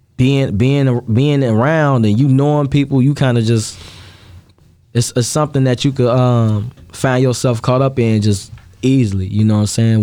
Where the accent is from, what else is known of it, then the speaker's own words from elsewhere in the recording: Chicago, Illinois, United States; I grew up in Gage Park, so it's split in half between the uh, the Hispanics and the Black people.